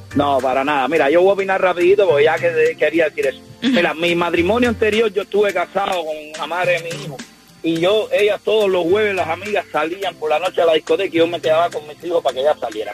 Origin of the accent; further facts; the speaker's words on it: Cuba; moved away; soy cubano